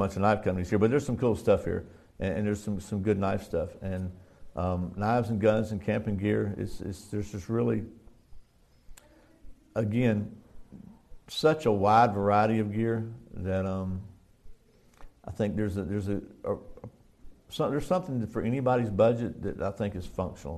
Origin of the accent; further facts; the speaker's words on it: United States; I'm American